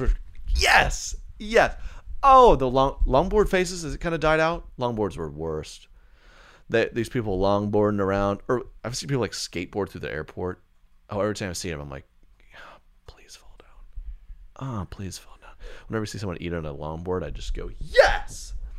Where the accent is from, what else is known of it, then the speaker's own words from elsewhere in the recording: Southern United States, United States; growing up in the Bible Belt, that was a classic